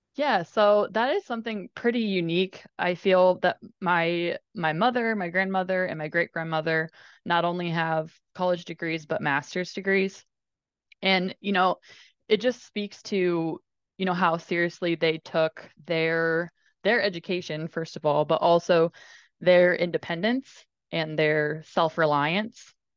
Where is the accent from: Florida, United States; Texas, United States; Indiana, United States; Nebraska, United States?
Indiana, United States; I grew up in Indiana